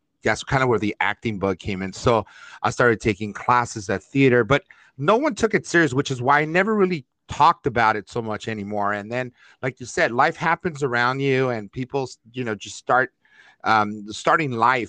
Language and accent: English; Los Angeles, California, United States; growing up in East Los Angeles, Northeast LA, Lincoln Heights